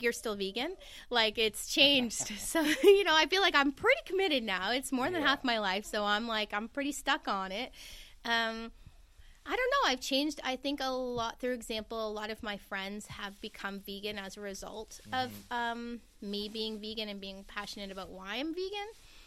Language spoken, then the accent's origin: English; St. Catharines, Ontario, Canada; also born or lived in Thunder Bay, Ontario; raised in St. Catharines, Ontario, in southern Ontario.